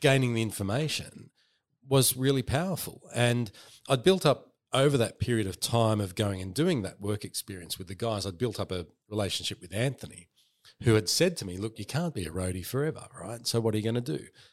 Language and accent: English; Northmead, New South Wales, Australia; I grew up in Northmead